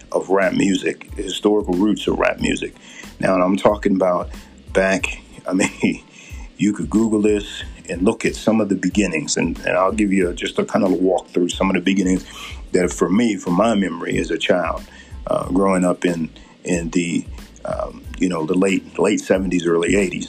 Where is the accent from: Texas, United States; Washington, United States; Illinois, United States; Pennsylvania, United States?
Pennsylvania, United States; Philadelphia; now in Utah, United States; where I grew up in Philadelphia, okay? Mind you, in the Philadelphia area